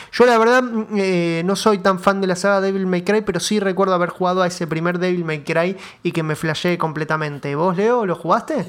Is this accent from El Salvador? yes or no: no; Argentina; nuestro país